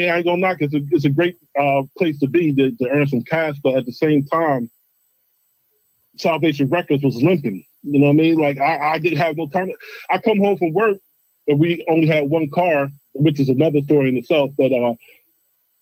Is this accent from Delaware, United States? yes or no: no; New Jersey, United States; also born or lived in Camden, New Jersey; I was born in Longside, New Jersey